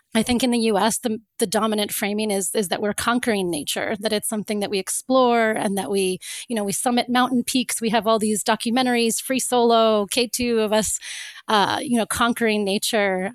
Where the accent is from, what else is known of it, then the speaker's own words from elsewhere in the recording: Florida, United States; moved away; also born or lived in Cape Town; I grew up in Florida